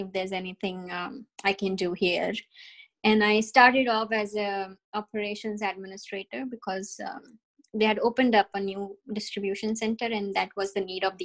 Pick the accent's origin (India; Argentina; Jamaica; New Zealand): India; moved away as an adult; also born or lived in New Jersey, United States; now in Canada; I come from India.